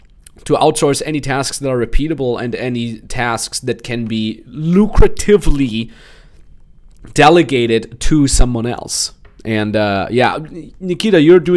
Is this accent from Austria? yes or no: yes; Austria; moved away; in Austria, my hometown